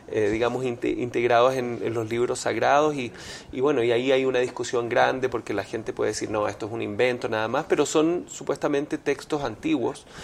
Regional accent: Montreal, Quebec, Canada; moved away; also born or lived in Venezuela; yo crecí en Canadá, en Montreal. En, Montreal, y frío. En invierno sí. a, ver, y yo soy un hijo de los 80

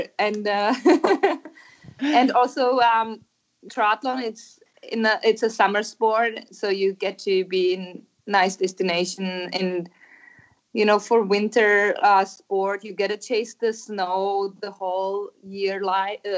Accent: Czechia; I grew up in Czech Republic

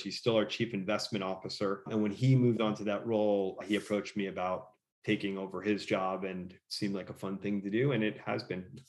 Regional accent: outside of New York City, United States; also born or lived in Los Angeles / San Francisco; now in Austin, United States; I grew up in outside of New York City and I lived in LA and San Francisco

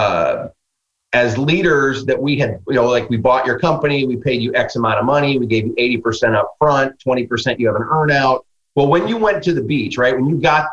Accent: Midwest, United States; I'm a guy from the Midwest

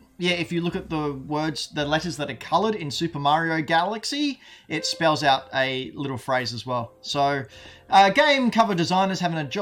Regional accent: Australia; I'm Australian.

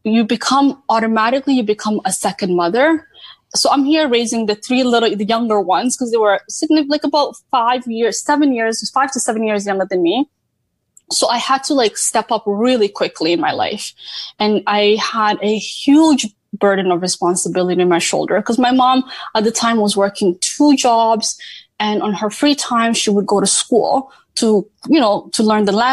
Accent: Hamilton, Ontario, Canada; also born or lived in Nairobi, Kenya / Toronto; So I'm technically from Hamilton. I grew up in Hamilton, Ontario, went to middle school, high school, university, all of that in Hamilton.

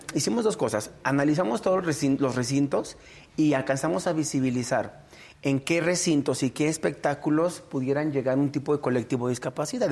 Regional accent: Guanajuato, Mexico; yo soy originario aquí de Guanajuato, pero orundio de una comunidad rural, de un ranchito chiquito, chiquito de San Diego, otro municipio de aquí de León

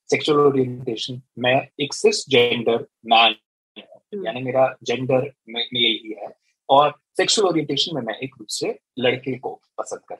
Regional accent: Punjab, India; मैंने बचपन से यही सुना था कि हाँ यू नो मैं पंजाबी हूँ

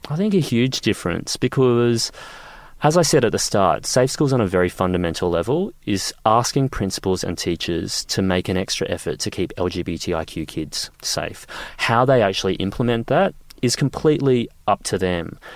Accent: Queensland, Australia; I grew up in Queensland

